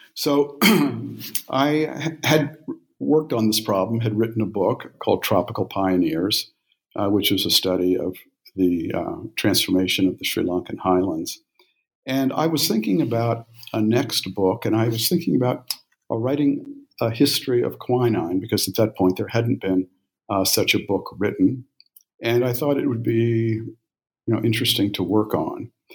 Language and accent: English; Memphis, Tennessee, United States; also born or lived in India; I was born in Memphis, Tennessee, in 1952